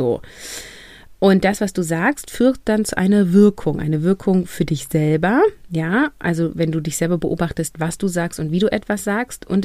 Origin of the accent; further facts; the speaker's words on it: Northern Germany, Germany; ich komme aus dem Norden, hier ist das, ist das ein kurzes Event in der Schule und dann ist das zu Ende.